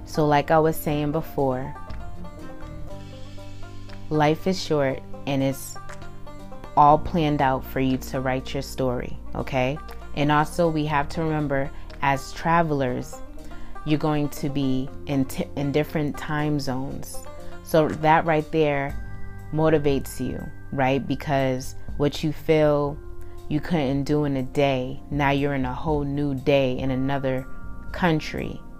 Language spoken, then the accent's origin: English; Boston, Massachusetts, United States; That's why it's hard now for people to even notice that I'm from Boston, Massachusetts. They won't really pick it up as much because I travel so much.